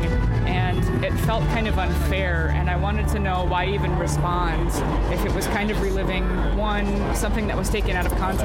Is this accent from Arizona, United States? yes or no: yes; Phoenix, Arizona, United States; now in Los Angeles, United States; I'm from Phoenix originally